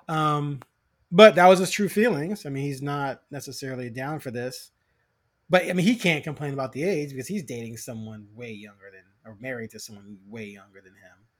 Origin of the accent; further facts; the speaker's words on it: Chicago, Illinois, United States; now in Portland, United States; I'm originally from Chicago.